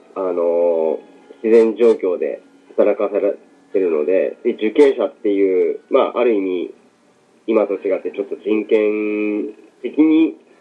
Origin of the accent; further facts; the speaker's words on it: Abashiri, Hokkaido, Japan; もともと自分の実家が網走っていうとこなんですけど